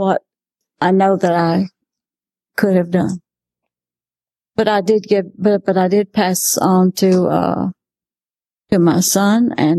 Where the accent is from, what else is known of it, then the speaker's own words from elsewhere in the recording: Spartanburg, South Carolina, United States; moved away; I am from Spartanburg, South Carolina